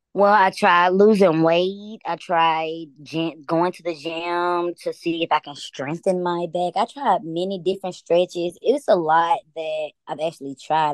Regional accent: Atlanta, Georgia, United States; I'm from Atlanta

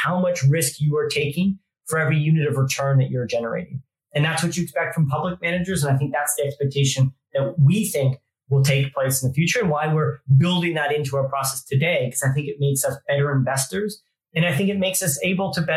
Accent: Canada; moved away as an adult; now in United Kingdom; I grew up in Canada

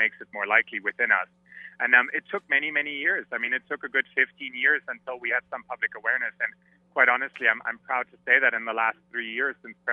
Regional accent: Germany; moved away; I'm from Germany originally

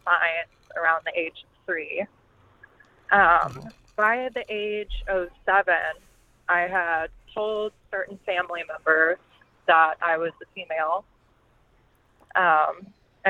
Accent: Dallas, Texas, United States; moved away; I was originally from the Dallas area of Texas

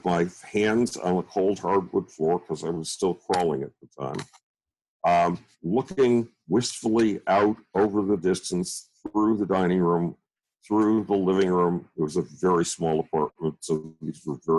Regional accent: Buffalo, New York, United States; I grew up in Buffalo, New York, which in itself is a nightmare

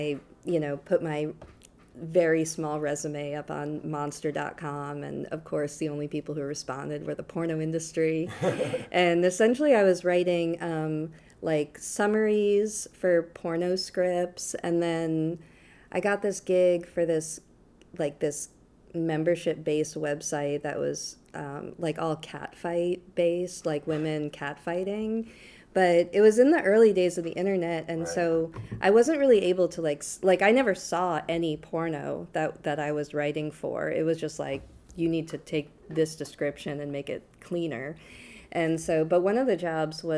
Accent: Boston, Massachusetts, United States; moved away as an adult; also born or lived in Syracuse, New York; now in New Orleans, United States; I was born in Boston, Massachusetts, and grew up in the suburbs of Boston mostly.

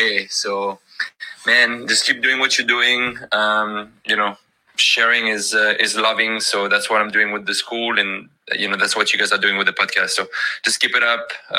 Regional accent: Paris, Île-de-France, France; now in Pensacola, United States; I'm originally from Paris, France, but I live in Pensacola, Florida, not too far from Doug, actually a couple hours from him.

